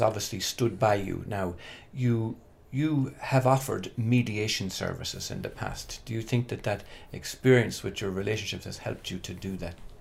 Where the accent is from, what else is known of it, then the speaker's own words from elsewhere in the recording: Ireland; I was born and reared in Holy Catholic Ireland